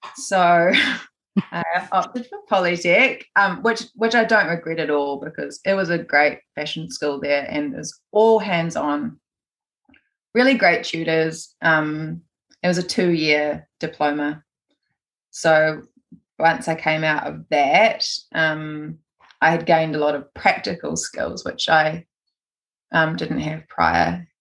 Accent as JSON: {"language": "English", "region": "Gisborne", "country": "New Zealand", "tie": "born or raised there", "said": "I was born in Gisborne on the east coast, and I grew up here. I lived here until I was 17."}